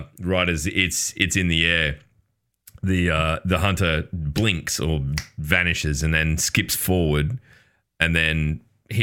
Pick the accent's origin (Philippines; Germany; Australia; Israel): Australia; I'm Australian